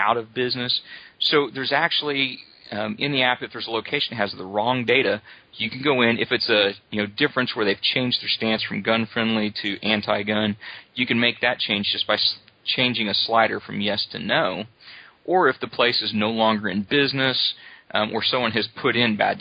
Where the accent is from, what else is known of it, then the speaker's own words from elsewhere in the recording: Oklahoma, United States; I grew up here in Oklahoma